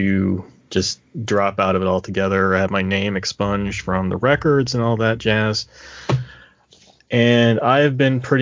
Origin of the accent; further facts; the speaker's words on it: Kentucky, United States; I grew up in Kentucky.